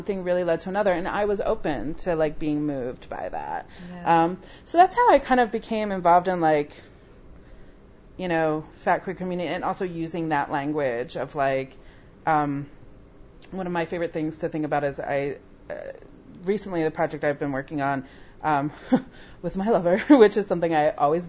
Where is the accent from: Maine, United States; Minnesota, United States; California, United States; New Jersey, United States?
New Jersey, United States; near Mount Laurel; moved away as an adult; also born or lived in New York; 5 minutes from my hometown. It was, like, in Mount Laurel, New Jersey